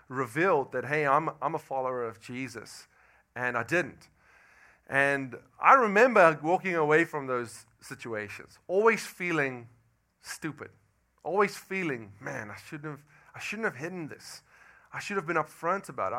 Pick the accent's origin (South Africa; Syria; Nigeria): South Africa; moved away as an adult; now in Louisiana, United States; And I'm from South Africa. I've been in Louisiana for about 10 months now